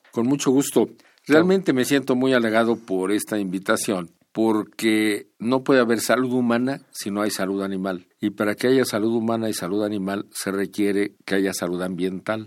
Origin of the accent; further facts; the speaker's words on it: Mexico; como mexicanos